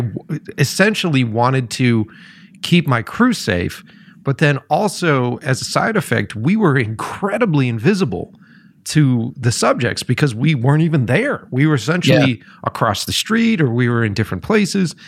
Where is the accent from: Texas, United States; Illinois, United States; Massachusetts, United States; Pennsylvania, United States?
Massachusetts, United States; Boston; moved away; originally I was from Boston